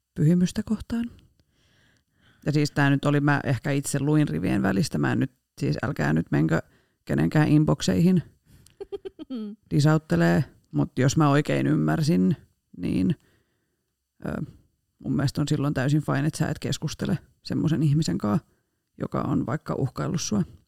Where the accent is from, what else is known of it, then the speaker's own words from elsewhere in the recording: Rauma, Satakunta, Finland; accent: Rauma dialect; moved away; Paitsi murteeni puolesta Raumalta